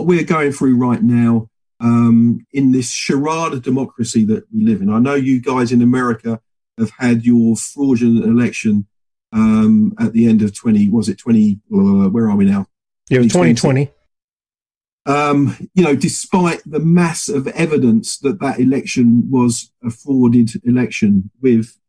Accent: England, United Kingdom; I'm a free Englishman

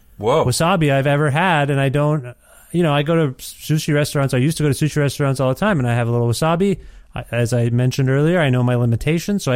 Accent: India; As an Indian

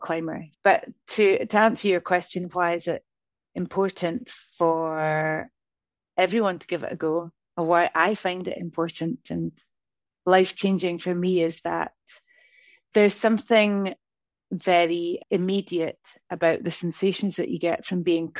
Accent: northeast of Scotland, United Kingdom; moved away as an adult; now in Lake District, United Kingdom; I'm from the northeast of Scotland

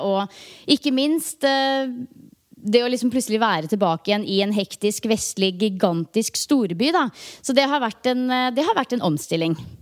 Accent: Norway; hjemme i Norge

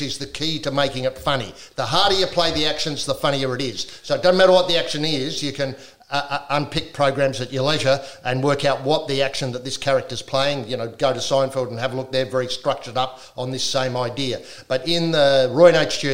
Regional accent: South Australia, Australia; I grew up in South Australia

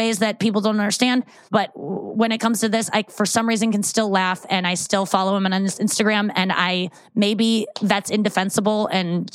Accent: St. Louis, Missouri, United States; I grew up in St. Louis.

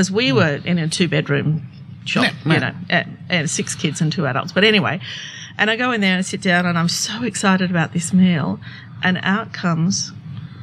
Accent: Sydney, New South Wales, Australia; We grew up in Glebe, in inner city Glebe

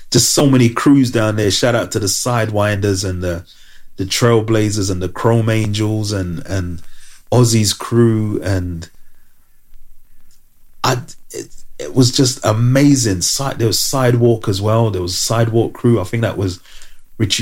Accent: London, United Kingdom; I was from London

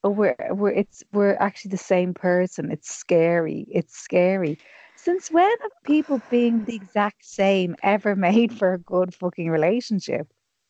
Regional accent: Ireland; we're Irish women

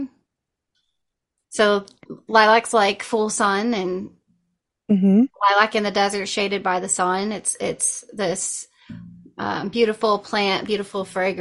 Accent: Florida, United States; also born or lived in Oregon; now in North Carolina, United States; I'm originally from Florida, but I had moved here from Oregon

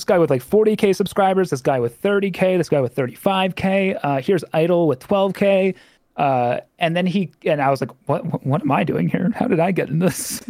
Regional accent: United States; accent: American; I have an American accent.

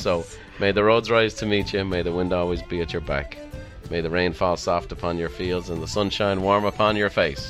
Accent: Ireland; I'm Irish, so I like a good death at the end.

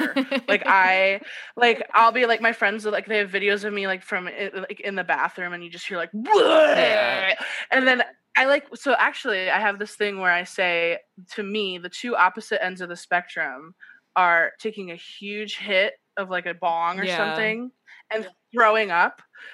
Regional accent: United States; I'm just American.

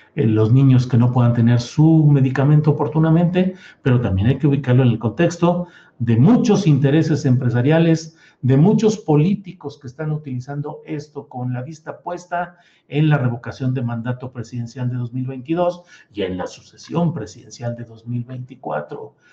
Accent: San Luis Potosí, Mexico; moved away as an adult; also born or lived in Torreón, Coahuila / Mexico City; now in Zapopan, Mexico; desde mi tierra natal, Torreón, Coahuila, que soy un lagunero, pues sí, ya también muy correteado y muy apedreado porque han dado para arriba y para abajo en San Luis Potosí, donde eh, crecí, donde viví mi juventud

